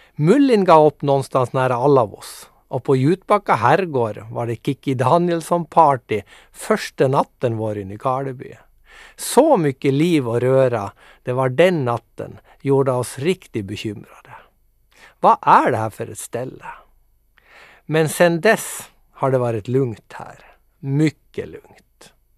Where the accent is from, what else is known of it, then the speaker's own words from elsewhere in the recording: Mo i Rana, Nordland, Norway; moved away as an adult; now in Nykarleby, Finland; Jag kommer alltså ursprungligen från Mo i Rana i Nordnorge men är nu bosatt med min härliga familj i Nykarleby.